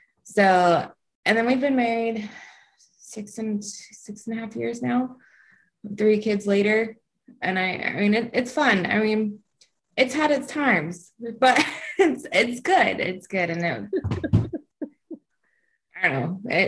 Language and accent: English; Alabama, United States; moved away as an adult; also born or lived in Kansas; I'm from Alabama